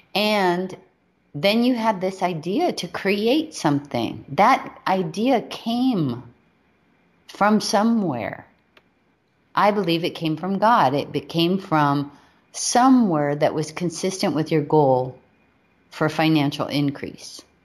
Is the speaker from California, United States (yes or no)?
no; Hawaii, United States; We were raised in Hawaii